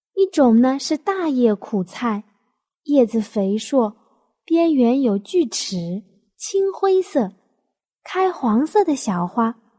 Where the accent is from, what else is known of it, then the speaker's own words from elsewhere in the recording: Jiangnan, China; 我们江南人的饮食习惯